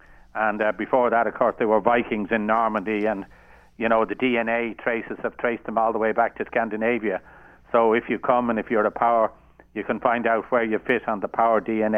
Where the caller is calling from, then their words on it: Dublin, Leinster, Ireland; I'm calling from my kitchen in Dublin.